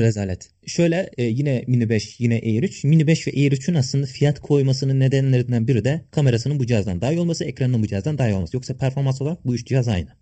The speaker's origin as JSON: {"language": "Turkish", "region": "Kütahya", "country": "Turkey", "tie": "born or raised there", "also_born_or_lived": "Sakarya", "said": "Memleketim Kütahya."}